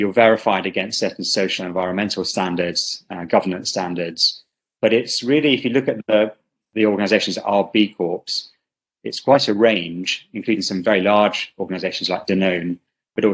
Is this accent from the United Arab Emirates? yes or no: no; United Kingdom; also born or lived in Karachi, Pakistan; now in Spain; I grew up in the UK